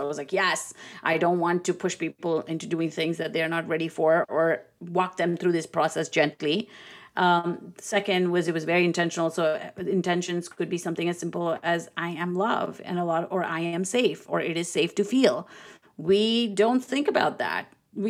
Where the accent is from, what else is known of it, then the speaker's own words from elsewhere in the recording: India; I'm Indian. I mean, it has ancient roots.